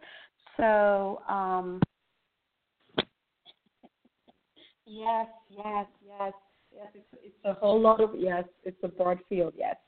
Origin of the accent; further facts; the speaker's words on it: Kenya; now in United Kingdom; I'm also originally from Kenya